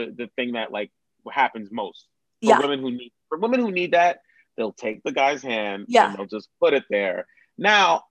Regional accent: New York City, New York, United States; I grew up in New York

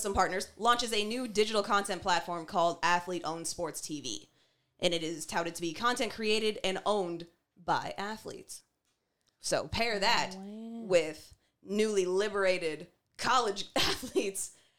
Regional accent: Canada; as black and as Canadian as we are

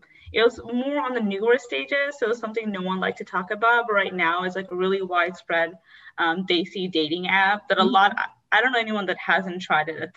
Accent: North Dakota, United States; moved away; I'm from North Dakota.

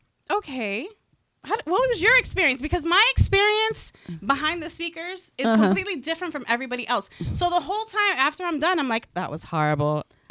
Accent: Texas, United States; accent: southern; now in Connecticut, United States; I'm from Texas. So, you know, it's that southern thing.

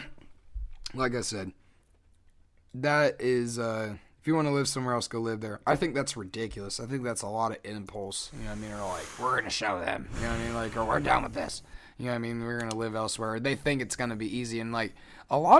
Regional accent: United States; also born or lived in Des Moines, Iowa; I very much enjoy being an American

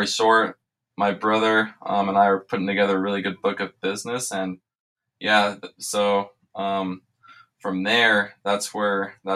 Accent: Richmond, Indiana, United States; now in Las Vegas, United States; I live here in Las Vegas, born and raised in Richmond, Indiana

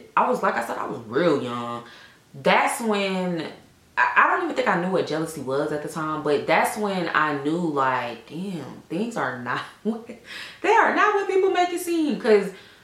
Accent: Atlanta, Georgia, United States; Born and raised in Atlanta

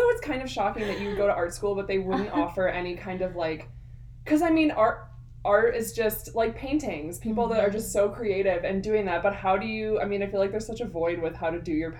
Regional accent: Michigan, United States; I'm from Michigan.

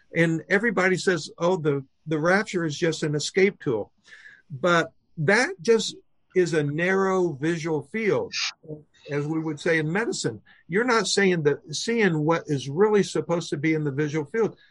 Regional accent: Oklahoma, United States; I was raised in Oklahoma

